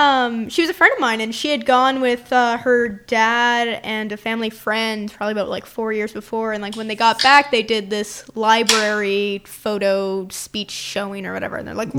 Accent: British Columbia, Canada; born or raised there; moved away

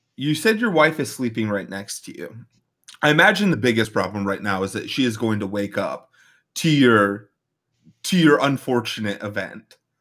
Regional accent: Midwest, United States; we are both from the Midwest

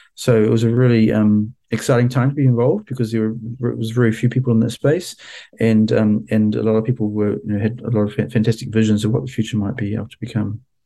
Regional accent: New Zealand; moved away as an adult; also born or lived in Washington, United States; my home country of New Zealand

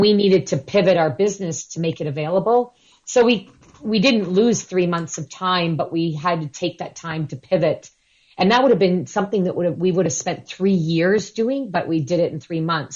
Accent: near Toronto, Ontario, Canada; now in London, Canada; my hometown, which is near Toronto.

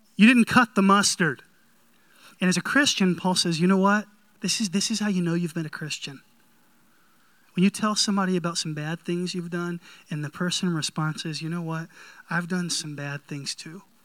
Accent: North Carolina, United States; I grew up in North Carolina

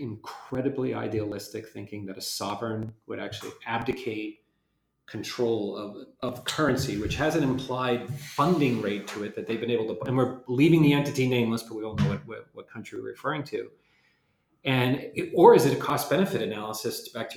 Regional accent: New York, United States; being a New Yorker

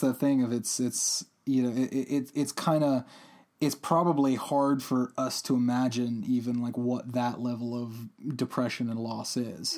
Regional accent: Albuquerque, New Mexico, United States; my home state of New Mexico

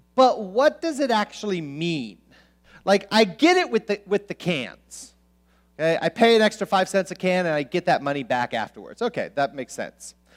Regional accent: Southern California, United States; I grew up in Southern California

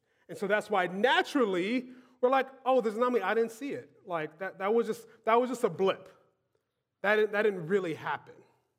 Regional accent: Louisiana, United States; Growing up in South Louisiana, your palate is oriented a certain way.

